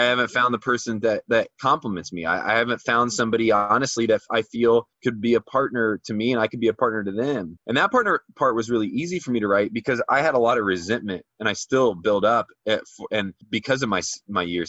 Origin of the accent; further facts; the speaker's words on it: Midwest, United States; growing up in the Midwest